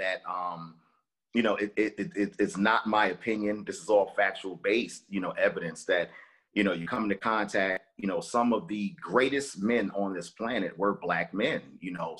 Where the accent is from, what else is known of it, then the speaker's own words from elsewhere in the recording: New York City, New York, United States; Growing up in Brooklyn